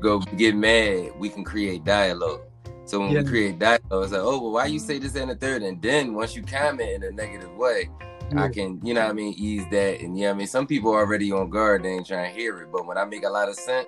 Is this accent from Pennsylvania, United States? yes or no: yes; Philadelphia, Pennsylvania, United States; I'm out there on 10th and, like, right off 10th and Girard